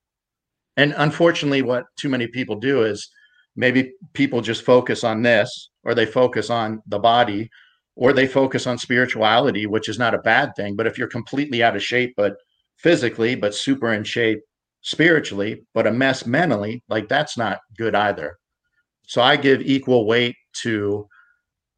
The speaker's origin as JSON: {"language": "English", "country": "United States", "tie": "born or raised there", "also_born_or_lived": "Pittsburgh, Pennsylvania / Ohio", "said": "I grew up in Pittsburgh and Ohio suburbs."}